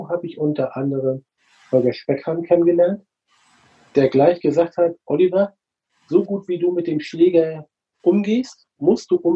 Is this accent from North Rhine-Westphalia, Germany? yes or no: no; Flensburg, Schleswig-Holstein, Germany; moved away as an adult; now in Hamburg, Germany; Also ich komme mehr aus Hamburg, eigentlich geborener Flensburger. Beruflich hat es mich äh, nach Hamburg verschlagen.